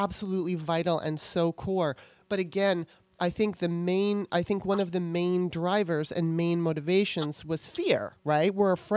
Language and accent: English; Southern California, United States; also born or lived in Maryland / Russia; I grew up in Southern California